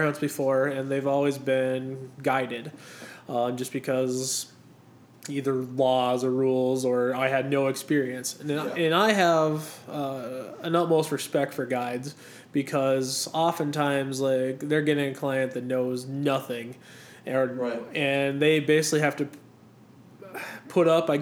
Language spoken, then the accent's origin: English; North Dakota, United States; we're from North Dakota